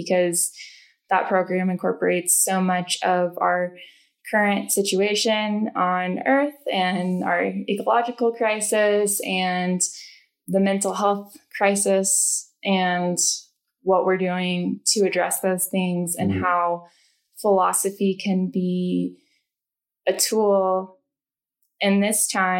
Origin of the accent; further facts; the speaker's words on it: Taylorville, Illinois, United States; moved away as an adult; now in Colorado, United States; I grew up in Illinois in a rural town of Taylorville and moved out to Colorado about 6 years ago.